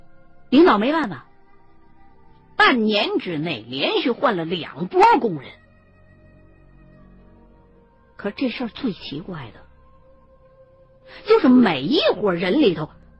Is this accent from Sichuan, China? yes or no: no; Chongqing, China; 他可能因为不怎么了解重庆这边的情况，所以一听说我是重庆的，就立刻给我打电话了。